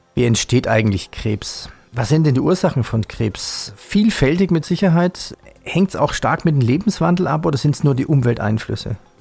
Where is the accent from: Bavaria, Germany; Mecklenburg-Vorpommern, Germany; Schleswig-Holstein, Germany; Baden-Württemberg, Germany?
Baden-Württemberg, Germany; Swabia; als Schwabe